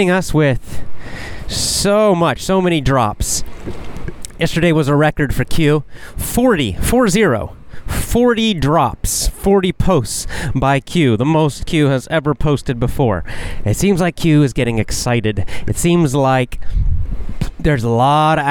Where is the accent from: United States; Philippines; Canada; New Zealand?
United States; the South; also born or lived in Georgia / Florida; I was raised in the South, the southern part of the United States. Georgia, Florida, way down south.